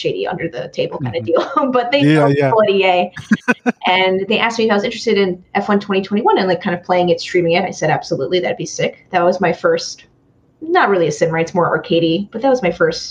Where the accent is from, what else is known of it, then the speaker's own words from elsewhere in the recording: New York City, New York, United States; I'm originally from Brooklyn, New York